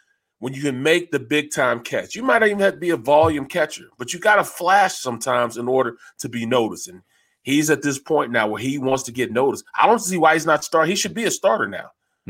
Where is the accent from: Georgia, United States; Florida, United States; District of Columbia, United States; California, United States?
Florida, United States; I come from Florida, I may not talk as fluent as you